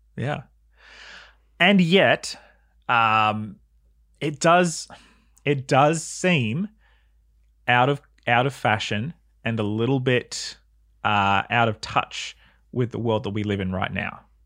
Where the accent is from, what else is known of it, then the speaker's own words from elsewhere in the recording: New South Wales, Australia; I remember being a kid growing up in New South Wales